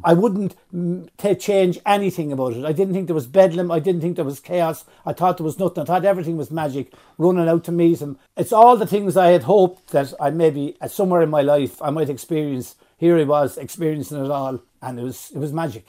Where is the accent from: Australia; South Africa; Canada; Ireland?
Ireland; Fermoy, Munster; I was born in Fermoy, nineteen fifty.